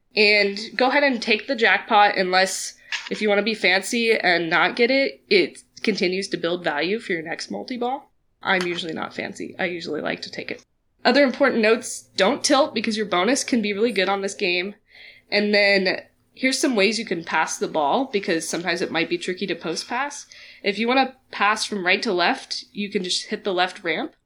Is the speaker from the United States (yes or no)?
yes; Kansas City, United States; I'm from Kansas City